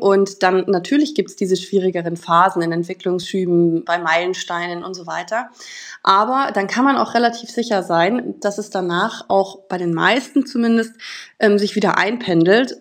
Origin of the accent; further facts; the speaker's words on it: Munich, Bavaria, Germany; ich komme aus München